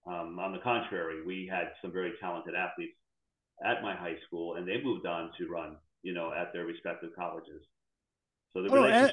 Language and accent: English; Virginia, United States; also born or lived in Florida; So I grew up mainly in Virginia and in South Florida. My dad would bounce back and forth between headquarters up in Washington, D.C. and in Miami. Went to middle school and high school in South Florida.